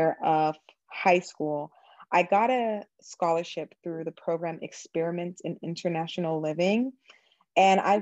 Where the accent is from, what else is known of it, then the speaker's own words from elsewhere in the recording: New York, United States; I was born in New York